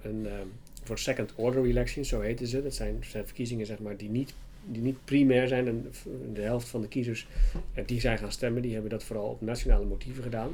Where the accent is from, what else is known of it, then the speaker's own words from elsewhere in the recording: Waddinxveen, South Holland, Netherlands; also born or lived in Leiden; ik ben geboren en getogen in Warningsveen.